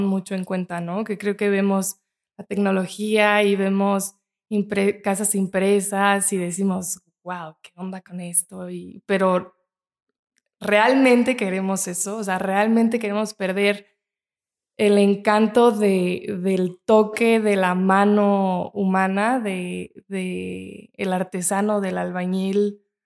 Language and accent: Spanish; Mexico; nos identifica como mexicanos